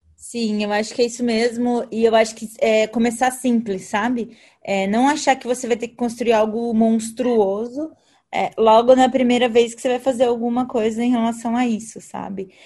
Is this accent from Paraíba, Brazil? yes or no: no; Alumínio, São Paulo, Brazil; moved away; eu vim do interior de São Paulo. Então, eu vim de uma cidade chamada Alumínio